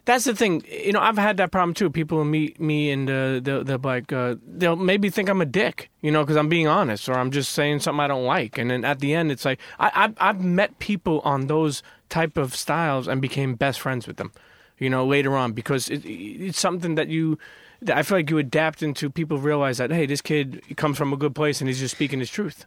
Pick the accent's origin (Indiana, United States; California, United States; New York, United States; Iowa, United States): New York, United States; New York City; also born or lived in Bensonhurst, Brooklyn; I grew up in Brooklyn, around, I grew up in Coney Island